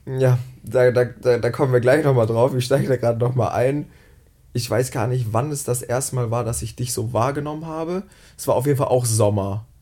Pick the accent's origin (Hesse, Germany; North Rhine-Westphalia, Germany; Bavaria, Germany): North Rhine-Westphalia, Germany; near Bielefeld; moved away as an adult; now in Cologne, Germany; Ich komme ähm, aus der Nähe von Bielefeld